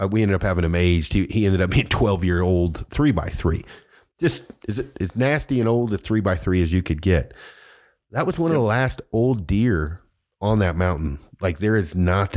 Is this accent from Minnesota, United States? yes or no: no; Colorado, United States; we're from Colorado, where we've lived there a long time